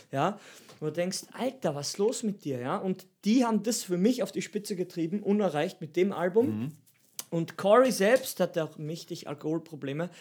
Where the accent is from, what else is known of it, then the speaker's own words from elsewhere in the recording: Steinhaus am Semmering, Styria, Austria; mein Dorf heißt Steinhaus am Semmering.